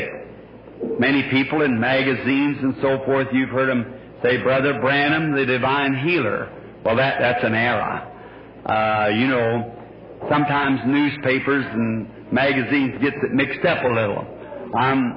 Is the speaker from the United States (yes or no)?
yes; Burkesville, Kentucky, United States; moved away; this lovely state of Kentucky again, my home state.